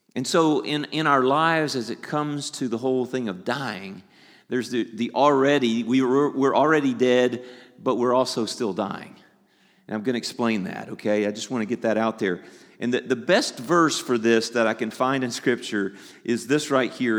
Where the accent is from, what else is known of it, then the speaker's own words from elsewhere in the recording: the South, United States; I'm from the South.